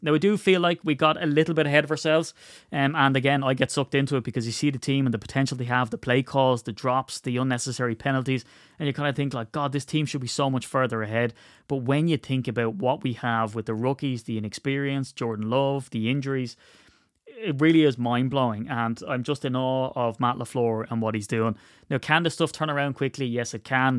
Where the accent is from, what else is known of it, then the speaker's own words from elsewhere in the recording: Ireland; I'm Irish